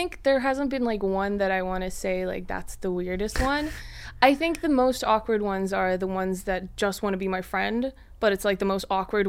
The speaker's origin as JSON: {"language": "English", "country": "Mongolia", "also_born_or_lived": "Sweden", "said": "yes, I'm from Mongolia, yes, I'm from Sweden"}